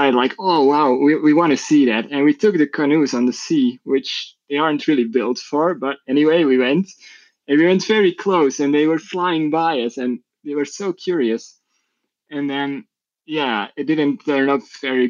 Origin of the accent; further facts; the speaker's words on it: Belgium; I'm from Belgium.